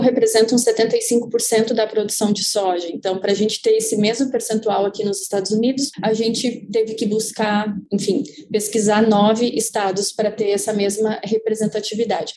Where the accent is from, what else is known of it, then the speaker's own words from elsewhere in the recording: São José do Herval, Rio Grande do Sul, Brazil; moved away as an adult; also born or lived in Illinois, United States; now in United States; sou natural de São José do Herval, na região de Lajeado, Passo Fundo